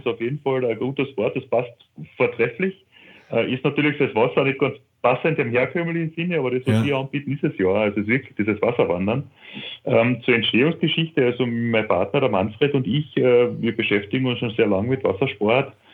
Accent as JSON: {"language": "German", "region": "Carinthia", "country": "Austria", "said": "das ist auch ein kleinerer See bei uns in Kärnten"}